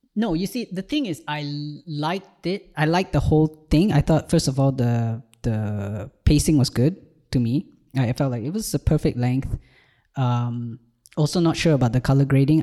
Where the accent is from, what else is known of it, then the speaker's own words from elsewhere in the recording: Malaysia; moved away as an adult; also born or lived in Ireland; now in Malta; I'm from Malaysia, and I did a brief stint in Ireland in twenty twenty-two, but now I live in Malta